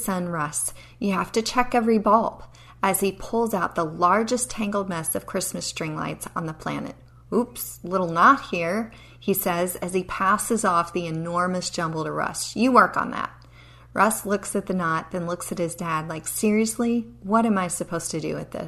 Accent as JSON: {"language": "English", "region": "Appalachian Mountains", "country": "United States", "tie": "born or raised there", "said": "I grew up in the Appalachian Mountains"}